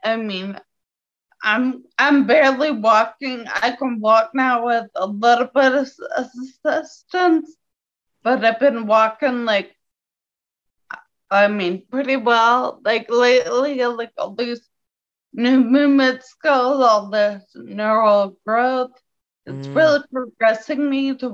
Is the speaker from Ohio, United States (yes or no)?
yes; Dayton, Ohio, United States; also born or lived in Charleston; I'm from Dayton, Ohio